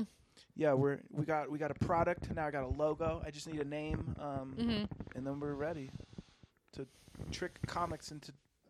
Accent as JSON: {"language": "English", "town": "Nyack", "region": "New York", "country": "United States", "moved": "as an adult", "lives_now": "Denver, United States", "said": "I'm from Nyack. It's upstate New York."}